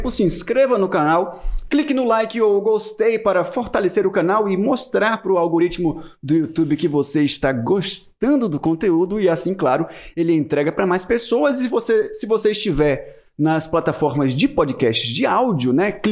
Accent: Chile; moved away as an adult; now in Vale do Capão, Brazil; Sou chilena.

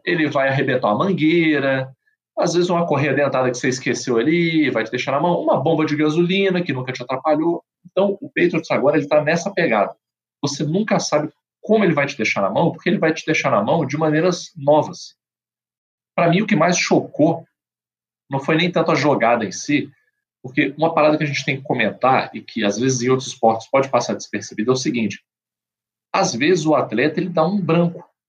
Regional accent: Brazil; como bom brasileiro

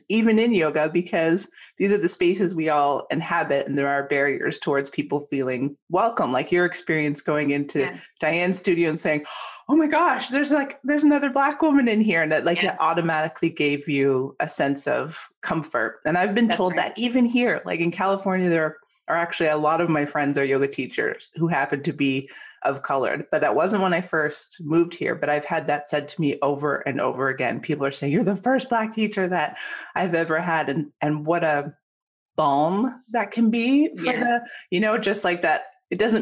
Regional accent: Ontario, Canada; moved away as an adult; now in United States; I grew up in Canada and moved to the United States 7 years ago.

